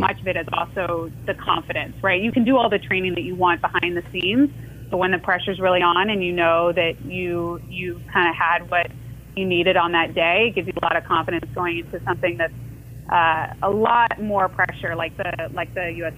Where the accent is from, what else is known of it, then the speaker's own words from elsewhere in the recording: Orlando, Florida, United States; also born or lived in Iowa; I was born in Iowa, but yeah, I, I, grew up in Orlando.